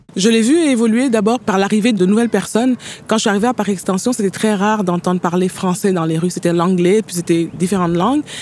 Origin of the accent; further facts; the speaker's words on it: Senegal; moved away as an adult; also born or lived in Paris, France / Jonquière, Canada; now in Montreal, Canada; je suis né au Sénégal, j'étudie en France, à Paris pendant sept ans, et de Paris, je débarque au Saguenay